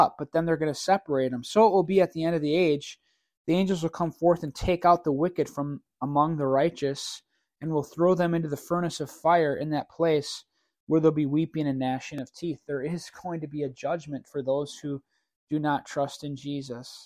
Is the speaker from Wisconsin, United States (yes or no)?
yes; New Berlin, Wisconsin, United States; grew up in New Berlin. I went to West Dallas Hale. This is in Wisconsin.